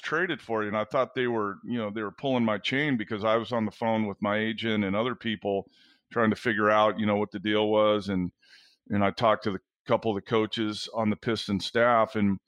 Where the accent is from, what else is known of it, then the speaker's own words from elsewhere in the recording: Southern California, United States; being on the West Coast my entire life, growing up in Southern California